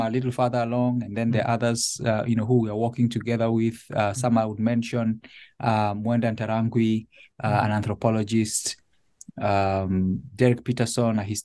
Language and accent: English; Nairobi, Kenya; moved away as an adult; now in Connecticut, United States; I was born and raised in Nairobi. My family lived there until this transition to Connecticut